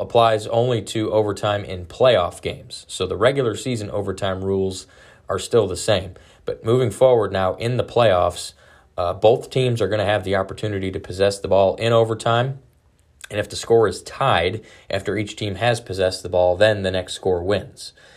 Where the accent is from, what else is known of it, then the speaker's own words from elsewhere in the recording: Detroit, Michigan, United States; now in Dallas, United States; that is my hometown, I was born, uh, in Detroit